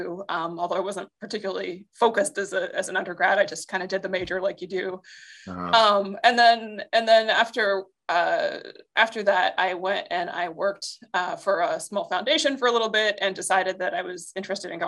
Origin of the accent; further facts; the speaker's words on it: Western Pennsylvania, United States; moved away as an adult; also born or lived in Philadelphia; I grew up in Western Pennsylvania in kind of the middle of nowhere country